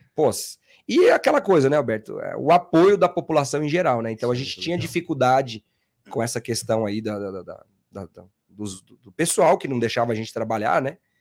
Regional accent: interior of São Paulo, Brazil; moved away as an adult; now in São Paulo, Brazil; eu nasci em São Paulo, fui, me, me criei no interior de São Paulo, voltei com 18 anos, tô aqui até hoje

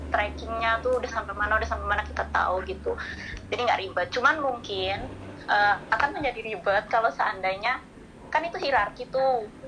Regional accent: Magelang, Central Java, Indonesia; moved away; Aku aslinya Magelang

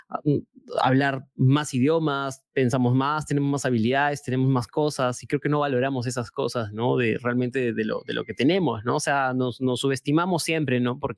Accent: Huancavelica, Peru; soy de Huancavelica, amigo. Hablo quecho, español, inglés, masticado, pero hablo.

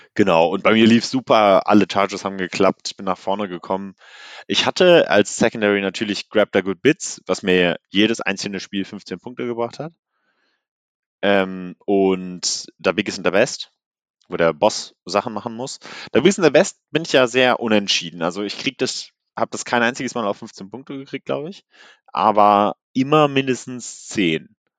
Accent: Cologne, North Rhine-Westphalia, Germany; ich komme ja aus Köln

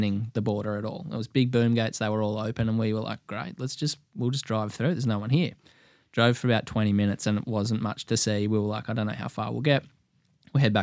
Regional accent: Australia; We're like, from Australia

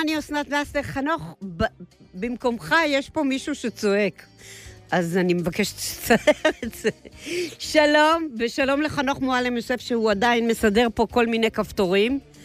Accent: Israel; נולדנו ב-49, אוקיי? אוקיי. ואנחנו הילדים הראשונים של מדינת ישראל, הצברים

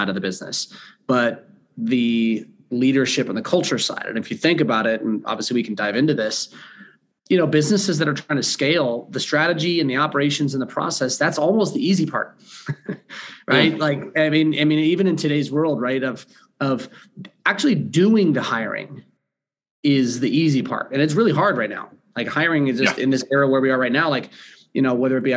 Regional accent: California, United States; moved away as an adult; also born or lived in Ohio / Charlotte, North Carolina; now in Denver, United States; I grew up in California

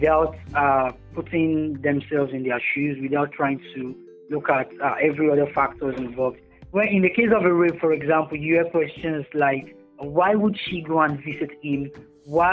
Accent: Nigeria; I'm a Nigerian poet, a writer, and a social worker

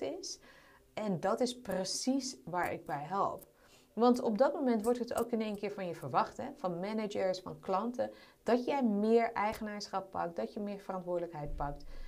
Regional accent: Amsterdam, North Holland, Netherlands; Ik ben opgegroeid in Amsterdam

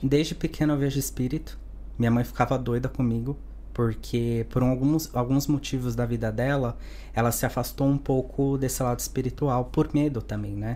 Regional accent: Santos, São Paulo, Brazil; moved away as an adult; now in Spain; Eu sou de Santos, uma cidade pequena em São Paulo, é, de Neymar e Pelé

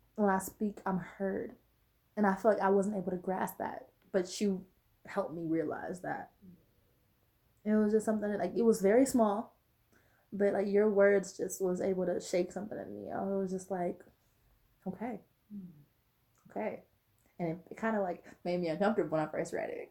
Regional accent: Los Angeles, California, United States; moved away; Me leaving where I was raised, I'm from Watts.

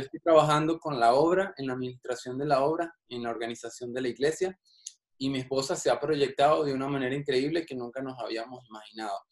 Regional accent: Caracas, Capital District, Venezuela; moved away; Yo soy de Caracas, de la capital de Venezuela.

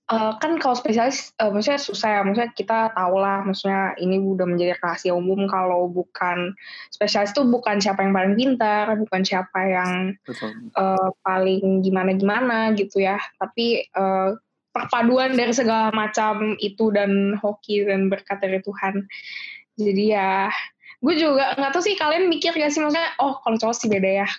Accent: Cilegon, Banten, Indonesia; jadi gue bukan orang Jakarta gue orang Cilegon

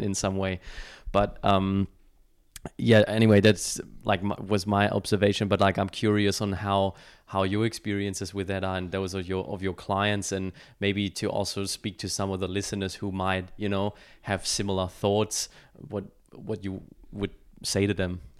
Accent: Germany; moved away; I was born and raised in Germany

